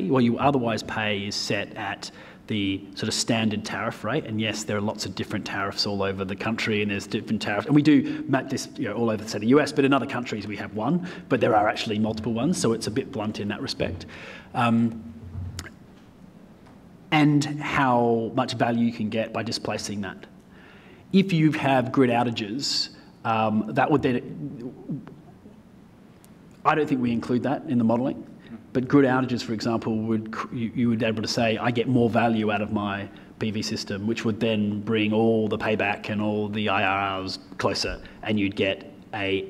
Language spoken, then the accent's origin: English; Australia; I am from Australia